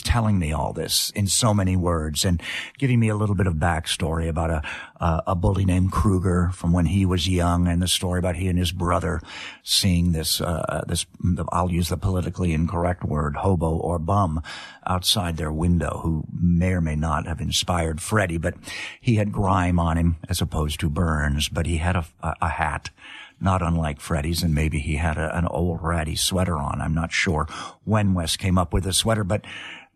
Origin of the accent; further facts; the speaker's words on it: Los Angeles, California, United States; also born or lived in England; I had a great California upbringing